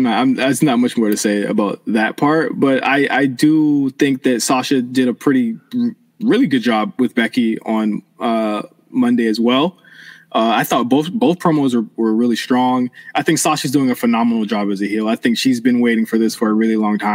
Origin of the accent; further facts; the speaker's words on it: Norfolk, Virginia, United States; Norfolk, my hometown